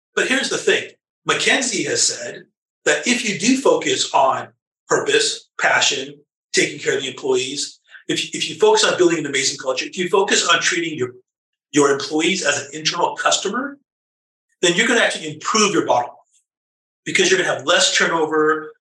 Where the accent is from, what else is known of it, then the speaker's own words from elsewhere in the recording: Los Angeles, California, United States; I was born and raised in Southern California, in the LA area